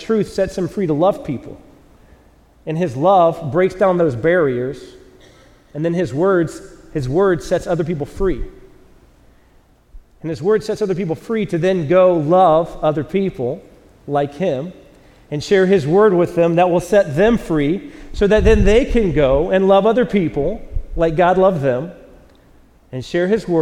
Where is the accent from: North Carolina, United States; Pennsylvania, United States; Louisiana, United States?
North Carolina, United States; moved away; I'm from the South, North Carolina